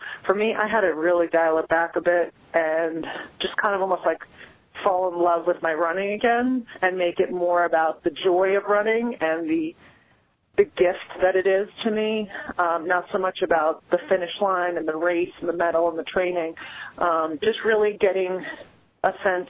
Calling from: Wesley Chapel, North Carolina, United States; I'm calling from Wesley Chapel, North Carolina.

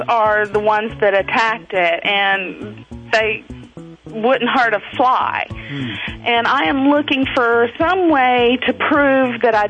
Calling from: North Carolina, United States; North Carolina.

